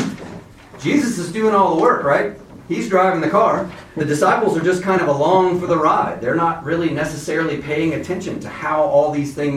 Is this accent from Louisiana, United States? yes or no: yes; Baton Rouge, Louisiana, United States; I'm from Baton Rouge, Louisiana. In case you hear that in my accent or my voice